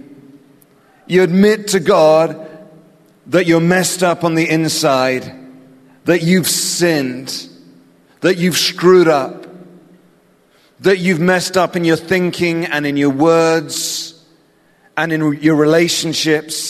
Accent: England, United Kingdom; accent: English; my weird English accent

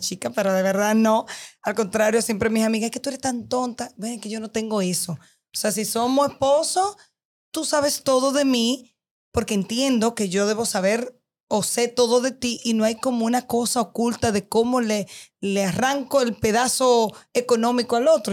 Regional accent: Dominican Republic; soy dominicana, vivo aquí

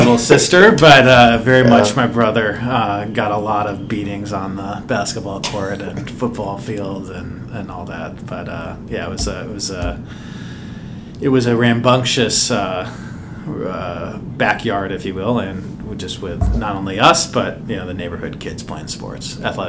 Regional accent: Lake Forest, Illinois, United States; also born or lived in Greenwich, Connecticut / Phoenix / Chicago; now in New York, United States; So I was born just outside New York in Greenwich, Connecticut. My dad was a banker. My mom was a school teacher and moved when I was young to actually outside Chicago, Lake Forest.

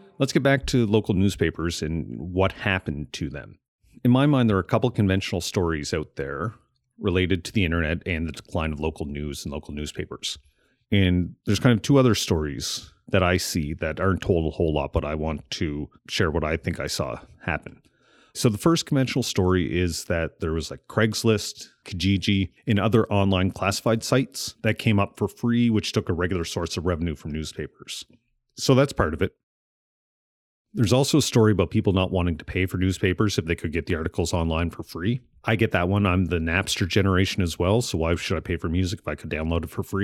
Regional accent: Amherst, Nova Scotia, Canada; moved away as an adult; growing up near Amherst, we had the Amherst Daily News

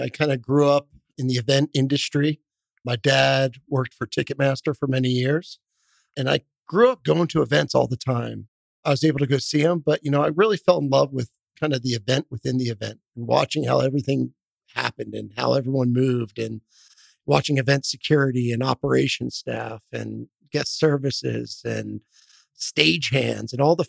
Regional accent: Philadelphia, Pennsylvania, United States; now in Fort Worth, United States; So I grew up in Philadelphia, just outside Philadelphia.

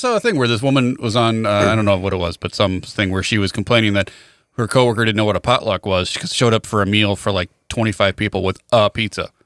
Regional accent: Wilmington, United States; I am from Wilmington

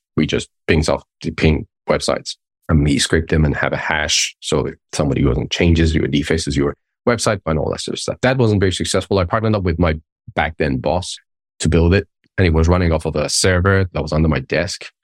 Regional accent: Tehran, Tehran Province, Iran; moved away as an adult; I grew up in the Middle East, in Iran, up until, like, my twenties

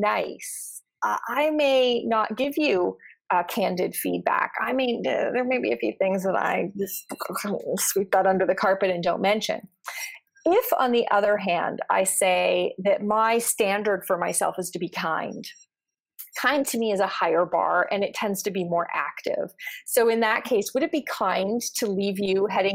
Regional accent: Canada; I'm Canadian

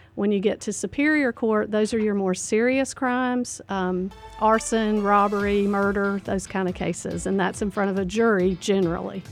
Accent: Statesville, North Carolina, United States; I grew up in Statesville. I went to Statesville Senior High

